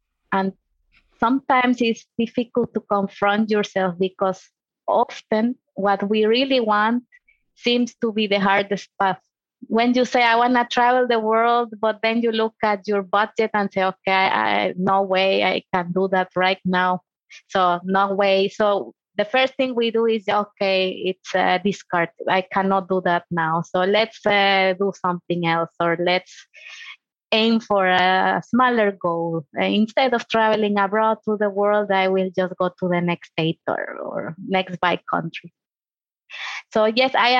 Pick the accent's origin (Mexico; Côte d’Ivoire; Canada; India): Mexico; moved away as an adult; now in Switzerland; I was born and raised in Mexico